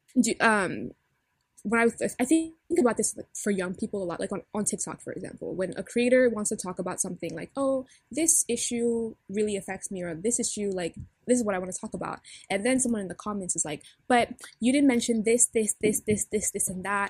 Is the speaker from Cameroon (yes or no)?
yes; Cameroon; I'm Cameroonian